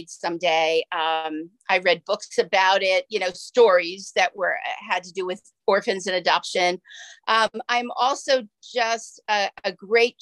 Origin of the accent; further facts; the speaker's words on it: Philadelphia, Pennsylvania, United States; also born or lived in Lansdale, Pennsylvania; I grew up in Philadelphia